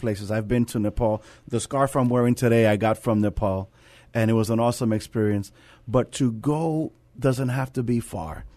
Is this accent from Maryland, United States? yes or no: no; New York City, New York, United States; now in San Antonio, United States; I come from the Bronx, New York, and, um, where I took public transportation